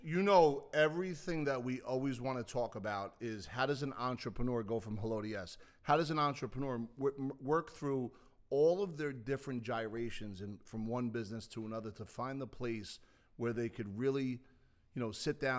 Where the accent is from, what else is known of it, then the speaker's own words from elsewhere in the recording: Bayonne, New Jersey, United States; I grew up in Bayonne